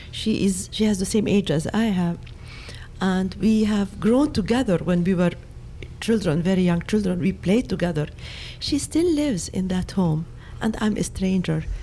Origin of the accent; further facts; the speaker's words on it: Jerusalem, Jerusalem District, Israel; born there; I was born in Jerusalem, in what became West Jerusalem, part of Israel. And in 1948, I was made a refugee.